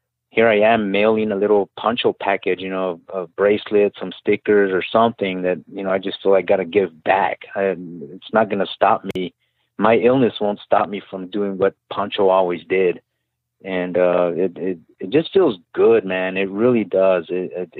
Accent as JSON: {"language": "English", "town": "El Paso", "region": "Texas", "country": "United States", "moved": "yes", "said": "I'm from El Paso, Texas originally."}